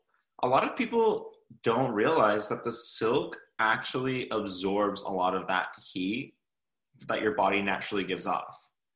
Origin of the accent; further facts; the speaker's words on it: Los Angeles, California, United States; So we are Los Angelinos, but we have Mexican heritage. I'm first generation American